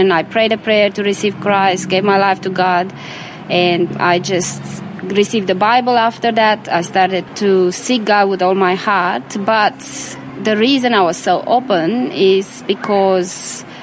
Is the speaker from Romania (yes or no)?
yes; Romania; So, born in Romania, bred in Romania. Yeah, I was born in Romania um, during communism